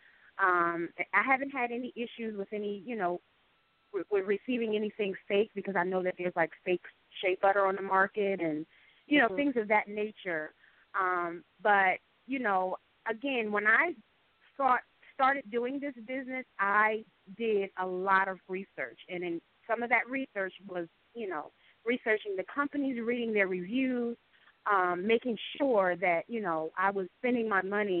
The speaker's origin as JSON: {"language": "English", "region": "New Jersey", "country": "United States", "tie": "born or raised there", "said": "I was born in New Jersey, born and raised in New Jersey"}